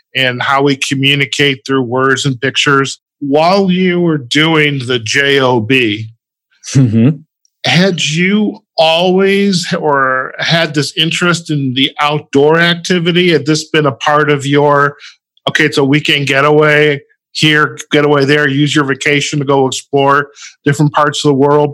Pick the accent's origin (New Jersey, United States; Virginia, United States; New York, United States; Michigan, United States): Michigan, United States; Detroit; also born or lived in Chicago; now in Las Vegas, United States; I grew up in the Midwest, in the Detroit suburbs